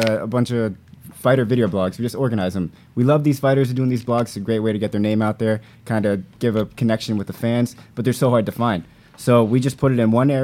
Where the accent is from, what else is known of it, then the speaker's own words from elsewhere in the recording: Northern California, United States; also born or lived in Massachusetts; I was originally from Massachusetts, but I grew up in Northern California